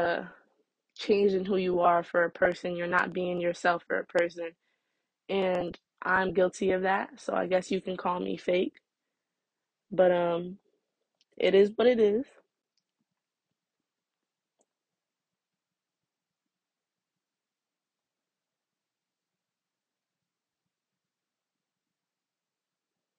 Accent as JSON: {"language": "English", "region": "New Jersey", "country": "United States", "said": "I'm from Jersey. I'm in high school"}